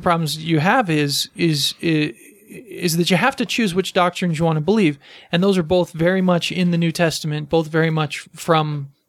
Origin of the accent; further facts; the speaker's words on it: United States; I'm American too.